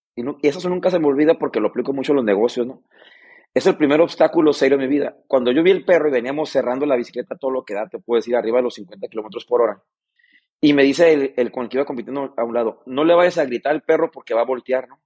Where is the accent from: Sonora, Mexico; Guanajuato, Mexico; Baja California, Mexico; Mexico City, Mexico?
Baja California, Mexico; Mexicali; vengo de Mexicali